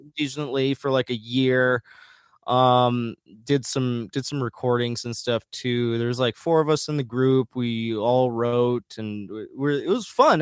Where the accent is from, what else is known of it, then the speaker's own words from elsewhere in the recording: rural west central Minnesota, United States; moved away; also born or lived in Bogotá, Colombia; I was adopted from Bogotá, Colombia, uh, when I was a baby, and then I grew up in rural west central Minnesota